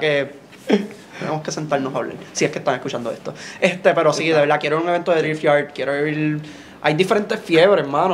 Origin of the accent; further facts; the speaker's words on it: Juana Díaz, Puerto Rico; Yo soy de Juana Díaz